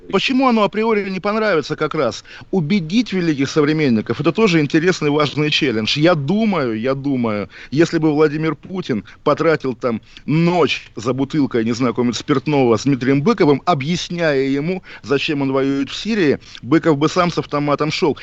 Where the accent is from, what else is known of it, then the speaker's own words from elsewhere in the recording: Kaliningrad, Kaliningrad Oblast, Russia; мой родной город Калининград